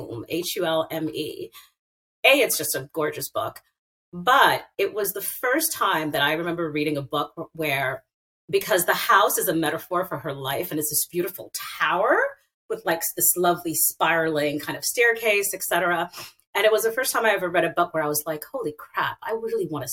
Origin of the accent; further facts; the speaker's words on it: Haiti; also born or lived in Brooklyn; now in Kingston, United States; I'm from Haiti